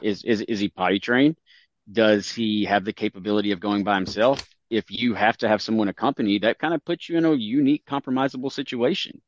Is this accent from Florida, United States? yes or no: no; Tennessee, United States; I come from Tennessee